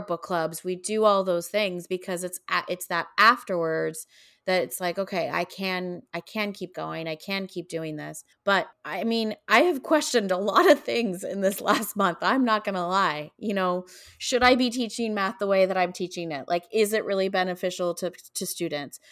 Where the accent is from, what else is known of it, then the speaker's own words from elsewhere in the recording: Canada; moved away; I grew up in Canada